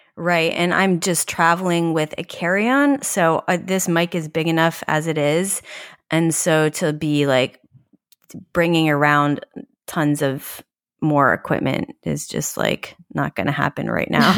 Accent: New York, United States; as a New Yorker

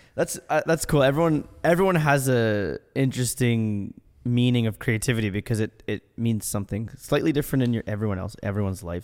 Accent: Ottawa, Ontario, Canada; I'm from Ottawa.

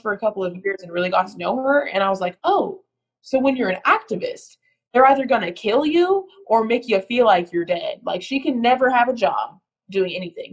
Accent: United States; an American

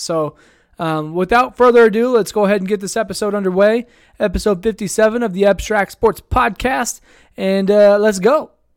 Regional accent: Idaho Falls, Idaho, United States; my hometown here

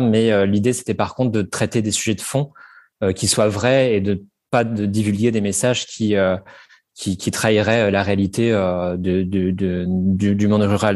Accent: Normandy, France; j'ai grandi en Normandie

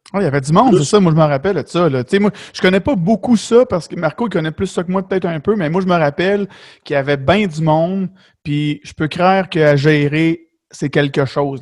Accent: Beloeil, Quebec, Canada; je viens de Belleuil dans ce coin-là

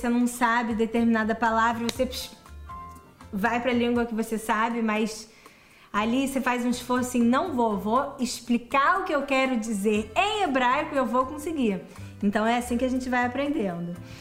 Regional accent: Rio de Janeiro, Brazil; also born or lived in Israel; eu estudei em escola judaica no Brasil, cresci no Rio

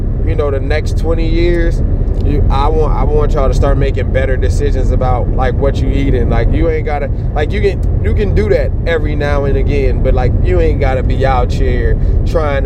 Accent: Dade County, Florida, United States; I'm from Dade

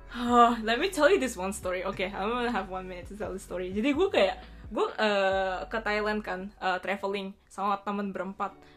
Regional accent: Bali, Indonesia; now in Japan; gue gue dari Bali kan um, Terus gue di Jepang uh, eh, yeah, I mean I've been living here

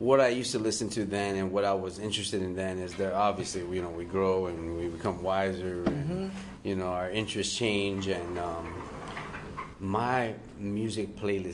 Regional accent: Hialeah, Florida, United States; I'm from Miami. I'm from Hialeah, born and raised

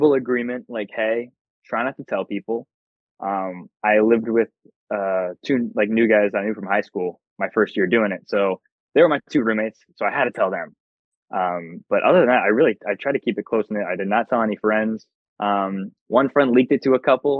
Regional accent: Tampa, Florida, United States; I'm from Tampa

